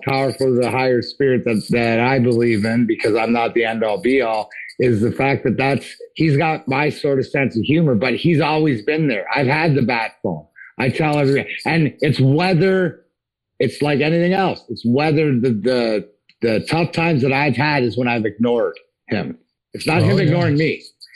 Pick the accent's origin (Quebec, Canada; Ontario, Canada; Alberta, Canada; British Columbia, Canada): Ontario, Canada; Leamington; I grew up in Southern Ontario.